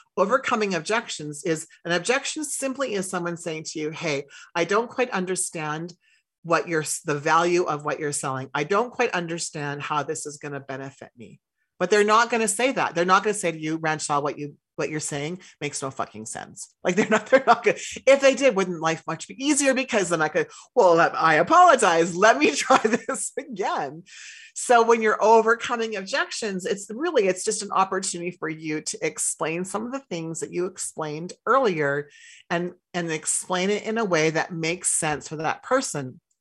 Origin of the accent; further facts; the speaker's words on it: Saskatchewan, Canada; I grew up in Saskatchewan